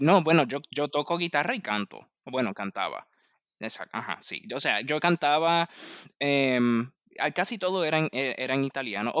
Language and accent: Spanish; Puerto Rico; moved away as an adult; also born or lived in New York; now in Washington, D.C., United States; Yo soy de Puerto Rico